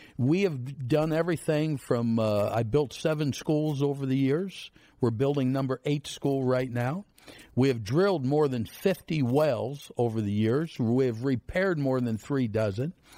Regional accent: Central City, Pennsylvania, United States; I'm from Central City, Pennsylvania. 900 people. They got a food pantry in town

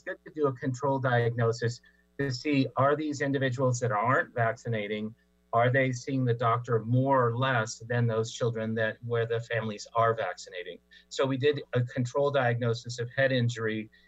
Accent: Tri-Cities, Washington, United States; now in California, United States; I was, I am a homeboy. I'm a Coug. I went to Washington State for my graduate studies, and also am from the Tri-Cities.

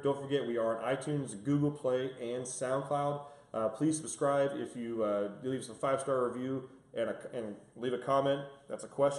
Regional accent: California, United States; moved away; I'm originally from California

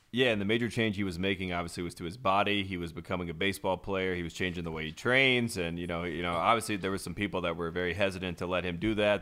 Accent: North Carolina, United States; I'm from North Carolina

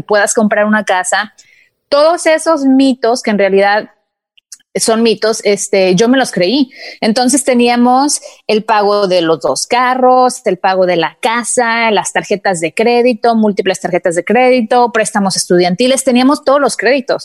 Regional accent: Mexico; now in United States; Yo también fui criada en México, mis papás eran de que jamás te endeudes

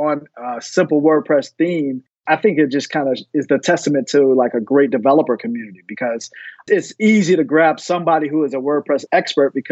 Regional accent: Fort Lauderdale, Florida, United States; also born or lived in Tallahassee, Florida; I was born and raised in Fort Lauderdale, Florida

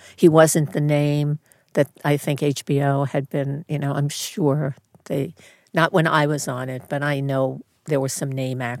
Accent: Bronx, New York, United States; And because I'm growing up in the Bronx, I didn't say seagulls.

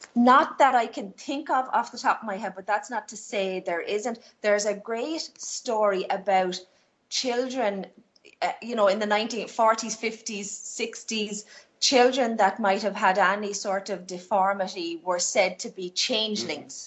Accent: southeast Ireland, Ireland; lots of us down here in the southeast have British ancestry

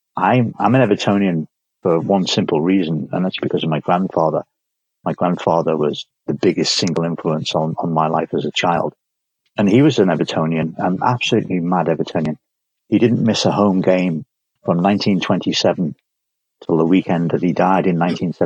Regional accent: Liverpool, North West England, United Kingdom; Born and bred in Liverpool in the early 1960s.

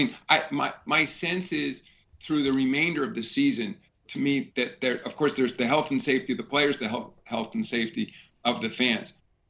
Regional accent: New York, United States; Obviously, you know, as a New Yorker, It's fun for me to see the Knicks and Nets competing here in town.

